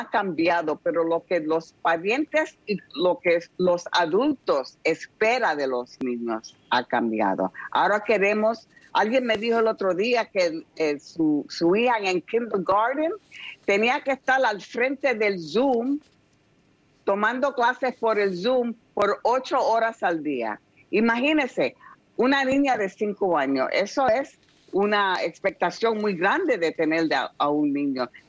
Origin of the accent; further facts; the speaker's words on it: New York, United States; Yo me crié en el South Bronx y veía mucha, mucha televisión toda mi vida